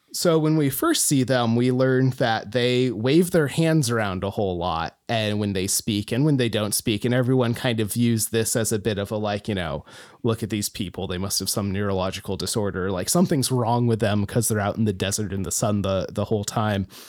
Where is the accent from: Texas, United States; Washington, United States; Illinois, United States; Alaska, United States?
Alaska, United States; Homer; moved away as an adult; Homer, my hometown